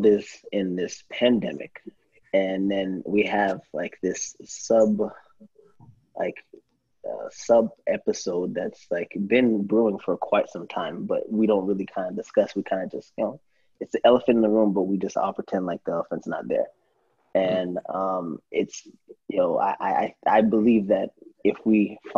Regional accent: Deltona, Florida, United States; also born or lived in New York; My parents moved down to Florida

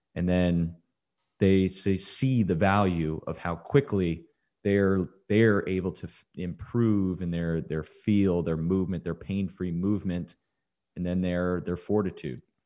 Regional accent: Dripping Springs, Texas, United States; my hometown, Dripping Springs

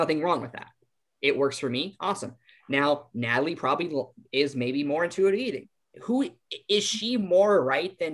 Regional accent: Iowa, United States; We're from Iowa

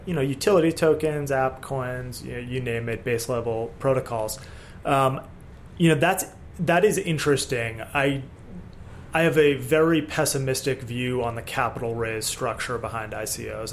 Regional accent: Boston, Massachusetts, United States; I grew up around Boston area

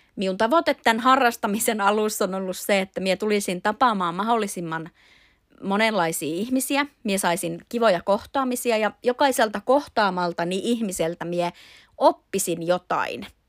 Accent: Imatra, South Karelia, Finland; minä on Imatralla asuva imatralainen nainen.

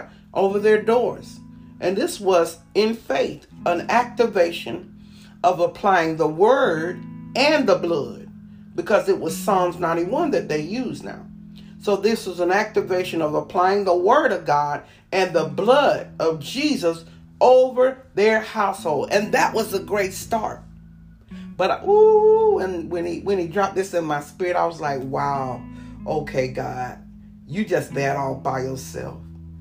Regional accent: Panama City, Florida, United States; I'm from Panama City.

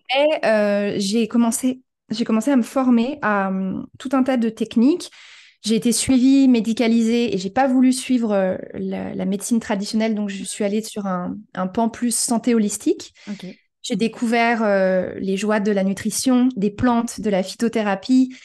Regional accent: France; moved away as an adult; also born or lived in New York, United States / Los Angeles, United States; now in Portugal; je suis française d'origine, mais j'ai beaucoup voyagé dans ma vie.

